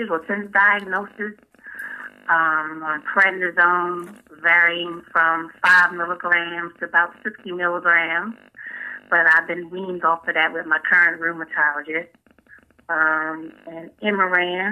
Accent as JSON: {"language": "English", "town": "Atlantic City", "region": "New Jersey", "country": "United States", "moved": "as an adult", "lives_now": "North Carolina, United States", "said": "I'm originally from Atlantic City, New Jersey, but I've been living in North Carolina since 2004"}